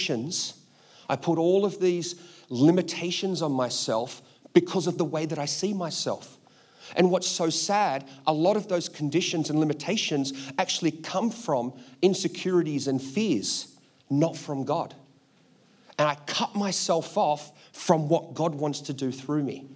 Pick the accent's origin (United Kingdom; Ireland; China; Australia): Australia; I'm Australian.